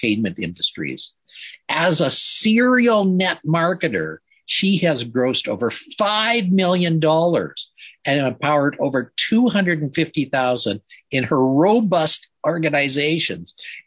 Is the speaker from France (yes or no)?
no; Canada; I'm a Canadian. I'm a white Canadian.